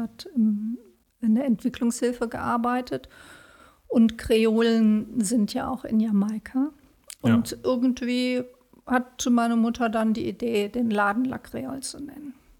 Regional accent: Bonn, North Rhine-Westphalia, Germany; Also, ich bin nicht in Bonn geboren, aber seit der zweiten Klasse bin ich in Bonn

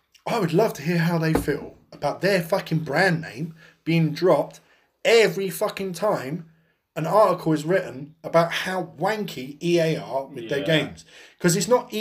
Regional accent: United Kingdom; being English or British

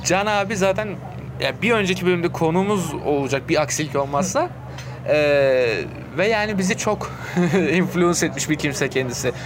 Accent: Istanbul, Turkey; ben işte doğma büyüme olduğu için daha çok oraları biliyorum

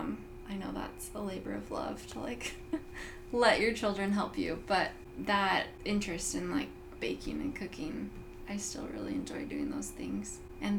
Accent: Burbank, California, United States; also born or lived in Payson, Utah; we lived with my dad's parents in Burbank, California. And that's where my parents ended up finding a house to rent. And then eventually they bought the house. And so that's where I grew up my whole life

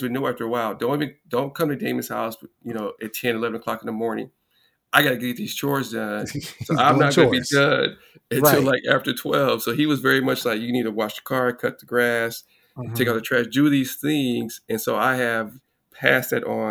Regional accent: Los Angeles, California, United States; I grew up in Los Angeles, two-parent household.

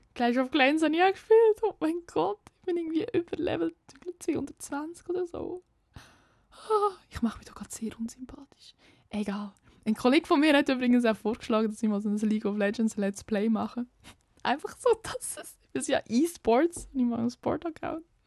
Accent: near Lucerne, Aargau, Switzerland; accent: slightly Lucerne-tinged Swiss German; komme aus dem Aargau. Das erklärt mein Dialekt, aber der ist eigentlich ziemlich klar. Ähm, ich komme aus der Nähe von Luzern, also ein bisschen luzernerisch angehaucht. Aber ja, ich komme aus einem Kaff, aus einem Dorf, mein ganzes Leben schon

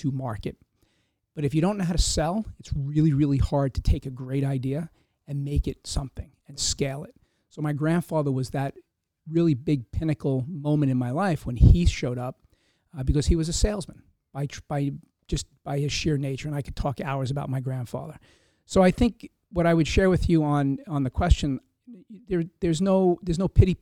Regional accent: Hempstead, New York, United States; I grew up in Hempstead, Long Island

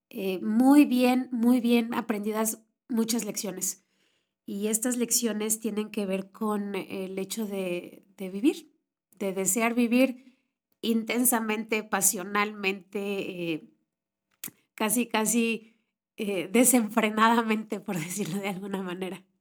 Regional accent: Mexico City, Mexico; born there; Eh, yo soy mexicana, nací en la Ciudad de México, soy la segunda hija de dos, la chiquita

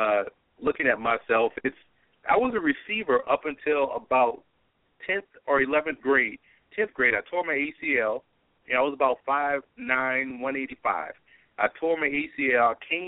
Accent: New Orleans, Louisiana, United States; also born or lived in Lafayette, Louisiana; I grew up in New Orleans.

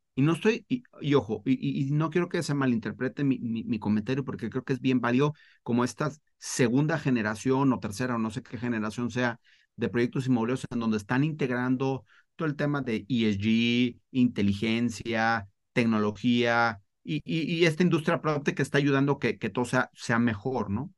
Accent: Mexico; also born or lived in Spain; nací en España, a los cinco años me fui, me vine, me vine a vivir a México

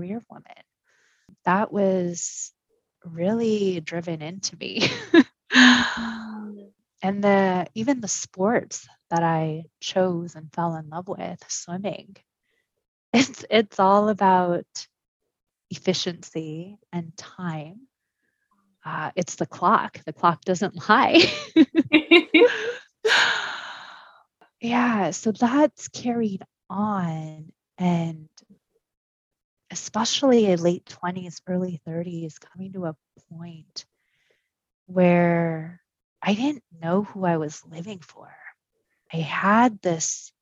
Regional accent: Orange County, California, United States; English is a second language; also born or lived in Pasadena; And I grew up in Orange County, very different.

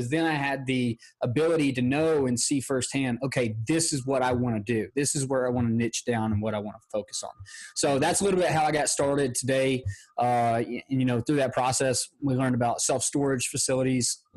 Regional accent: Georgia, United States; I'm from Georgia and it gets hot here in the summer

